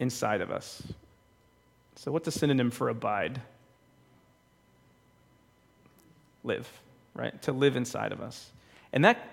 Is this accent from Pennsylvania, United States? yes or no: no; Bridgewater, Massachusetts, United States; We belonged to a church called St. John's when I was growing up. I'm from Bridgewater, Massachusetts.